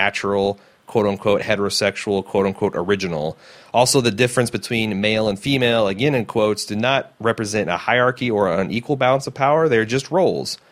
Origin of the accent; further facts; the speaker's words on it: Midwest, United States; growing up in the Midwest in a very fundamentally religious background